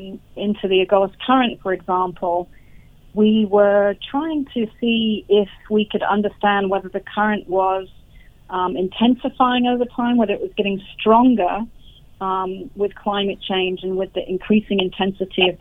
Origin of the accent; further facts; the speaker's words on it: United Kingdom; where I grew up in the United Kingdom.